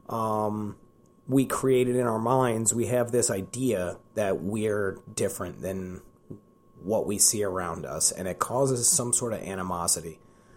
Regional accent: Columbia, Maryland, United States; I'm born and raised in Columbia, Maryland

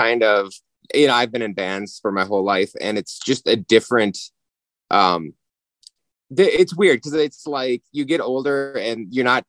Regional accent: Minnesota, United States; we're from Minnesota

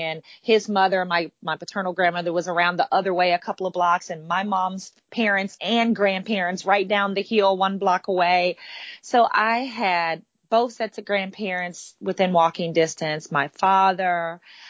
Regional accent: Demopolis, Alabama, United States; now in Florida, United States; I grew up in a small town called Demopolis, Alabama

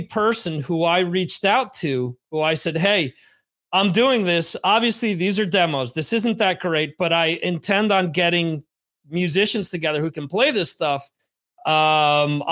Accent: New Jersey, United States; moved away as an adult; also born or lived in Spain; now in Santander, Spain; where I grew up in New Jersey.

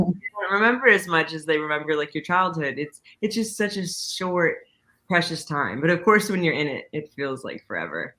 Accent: Coppell, Texas, United States; born or raised there; also born or lived in Irving, Texas / Dallas, Texas

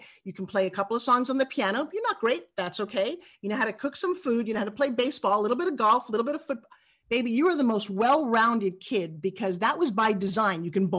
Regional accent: New York, United States; accent: New York; Actually, my original accent comes from New York. So I grew up talking like this.

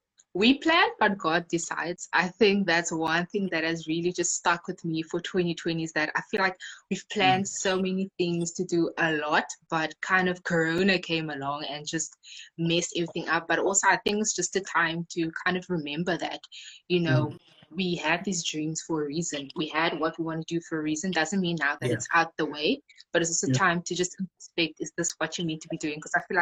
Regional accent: Khayelitsha, Western Cape, South Africa; I'm 22 and I'm from Khayelitsha in the Western Cape.

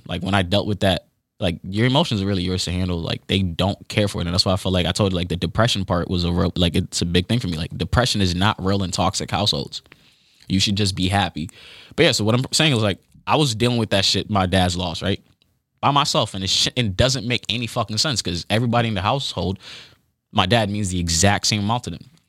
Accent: United States; when you are a kid growing up in the United States

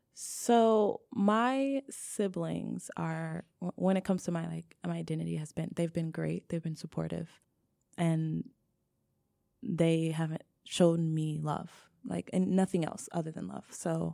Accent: Nigeria; now in United States; what does queerness look like being a Nigerian, where because of like colonialism, we've been told there's only really two genders

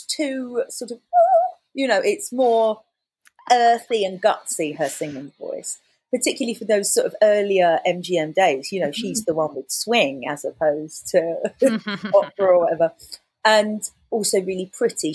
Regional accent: London, United Kingdom; Romford or wherever I grew up in London

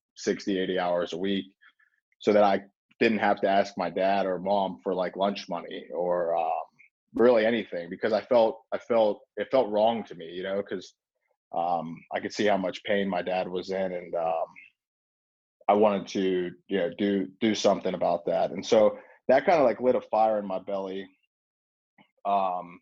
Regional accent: Pittsburgh, Pennsylvania, United States; I'm just a normal kid growing up in South Hills of Pittsburgh

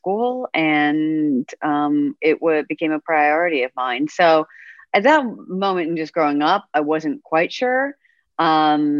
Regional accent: Pacific Northwest, United States; I am from the Pacific Northwest

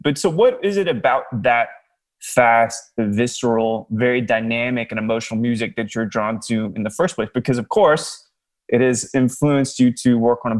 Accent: Salt Lake City, Utah, United States; because I grew up in Salt Lake City for a little bit, so I was straight edge for a little bit.

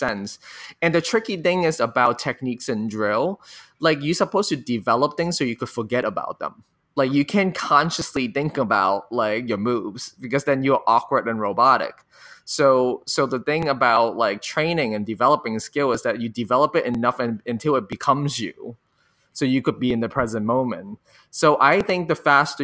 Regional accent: Hong Kong; now in United States; I grew up in Hong Kong and being an Asian American in the US

